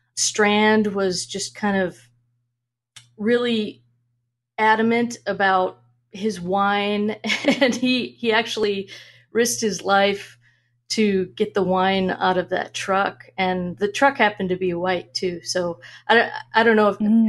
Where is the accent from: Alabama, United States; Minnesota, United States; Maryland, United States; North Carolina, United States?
Minnesota, United States; moved away as an adult; also born or lived in Washington State; now in Arizona, United States; I, I grew up in Minnesota